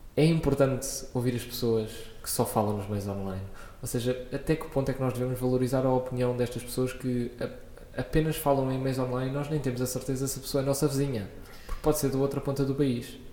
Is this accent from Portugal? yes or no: yes; Lisbon, Portugal; also born or lived in Coimbra; Eu nasci em Coimbra, com dois anos vim para Lisboa e desde os dois anos que ando no meio de Lisboa.